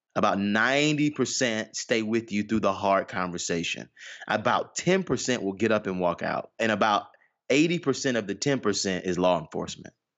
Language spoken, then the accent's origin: English; Atlanta, Georgia, United States; I was born, born and raised in Atlanta, Georgia.